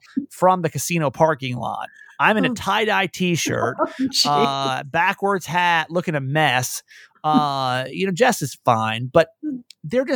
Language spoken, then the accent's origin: English; California, United States; We're from California.